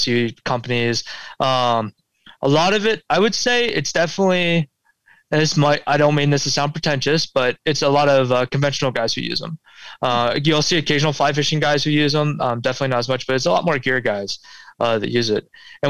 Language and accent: English; Pulaski, New York, United States; I see it the most on the East Coast, definitely kind of like where I grew up in Pulaski, New York